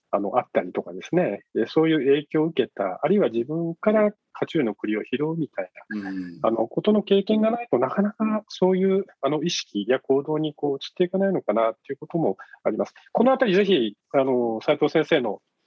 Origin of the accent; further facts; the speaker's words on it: Yame, Fukuoka, Japan; now in Fukuoka, Japan; 福岡県、生まれは、あの、8つの女と書いて、やめっていうですね、はいえー、 お 茶が、お茶で有名なところ なんですけれども、はい、ねは い、あの、そこで生まれ育ちました